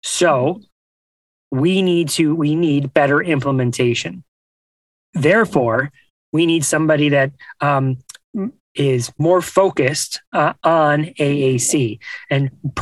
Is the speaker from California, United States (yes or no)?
no; Buffalo, New York, United States; I grew up in New York. I grew up in Buffalo